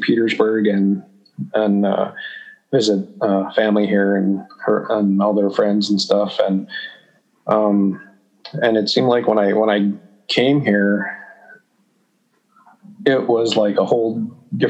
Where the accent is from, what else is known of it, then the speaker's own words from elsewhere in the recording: Saskatoon, Saskatchewan, Canada; moved away as an adult; We grew up in Saskatoon in the city